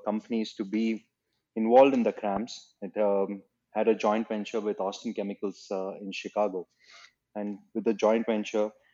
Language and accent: English; Chennai, Tamil Nadu, India; also born or lived in Cardiff; my growing years were in Chennai